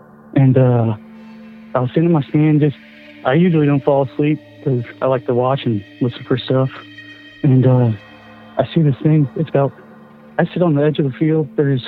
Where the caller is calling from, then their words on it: Missouri, United States; from Missouri, and I got kind of a Wendigo story.